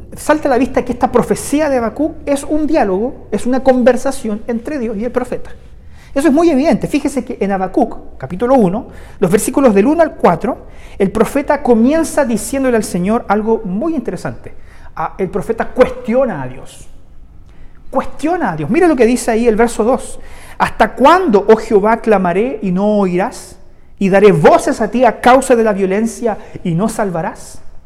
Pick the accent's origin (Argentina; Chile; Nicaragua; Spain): Chile; el contexto que hoy día vivimos como sociedad chilena